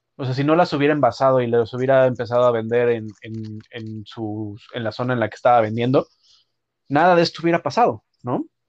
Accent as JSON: {"language": "Spanish", "country": "Mexico", "moved": "yes", "said": "como mexicanos"}